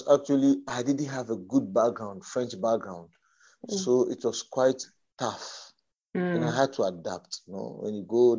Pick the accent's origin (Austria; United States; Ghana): Ghana; also born or lived in Congo; now in Madagascar; in 2014, I came to Ghana, the priestly ordination.